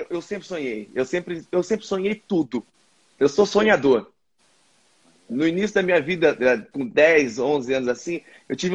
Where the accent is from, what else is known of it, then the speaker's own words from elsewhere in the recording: Presidente Prudente, São Paulo, Brazil; also born or lived in Ponta Porã; Eu sou de, de Presidente Prudente e de Ponta Porã, duas cidades do interior do Brasil.